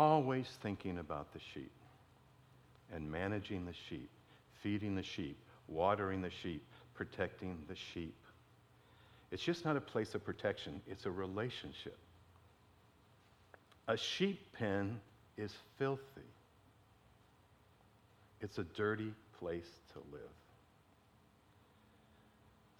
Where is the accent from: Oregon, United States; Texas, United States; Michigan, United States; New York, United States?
Michigan, United States; Detroit; growing up in Detroit